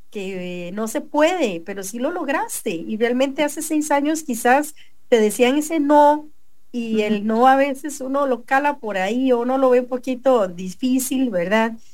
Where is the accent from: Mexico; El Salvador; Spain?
El Salvador; Concepción, La Unión; De Concepción, de la Unión.